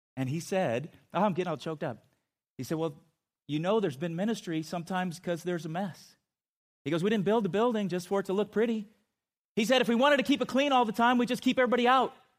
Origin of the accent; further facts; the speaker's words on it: Chula Vista, California, United States; I grew up in San Diego, and, uh, in a, my hometown of Chula Vista